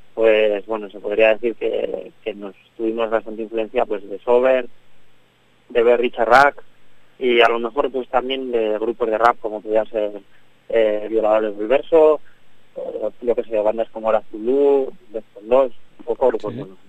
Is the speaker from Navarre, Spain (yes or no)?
yes; Navarre, Spain; somos una banda de Navarra